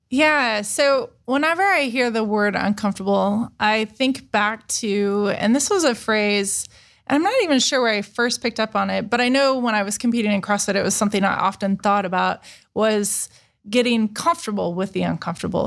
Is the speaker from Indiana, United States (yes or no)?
yes; Indiana, United States; moved away as an adult; also born or lived in Chicago / Texas; now in Columbus, United States; I'm from Indiana